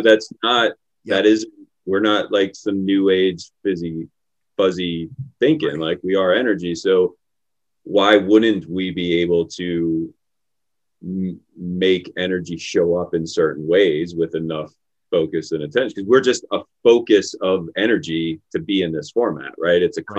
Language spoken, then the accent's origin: English; Pittsburgh, Pennsylvania, United States; I grew up in Pittsburgh. I grew up in Pittsburgh in the city